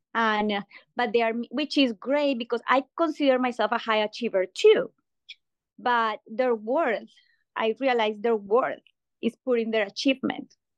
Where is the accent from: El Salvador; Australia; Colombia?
Colombia; moved away as an adult; now in Illinois, United States; I am from Colombia, South America